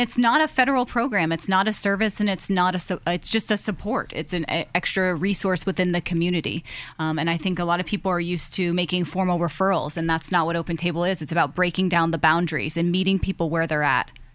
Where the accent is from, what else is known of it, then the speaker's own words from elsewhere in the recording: Erie, Pennsylvania, United States; I was born and raised in Erie, Pennsylvania